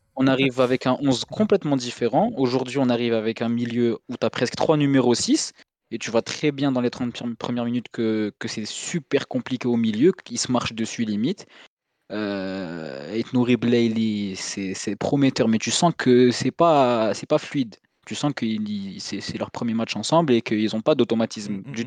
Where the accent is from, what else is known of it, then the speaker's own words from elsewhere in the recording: Algeria; on est algérien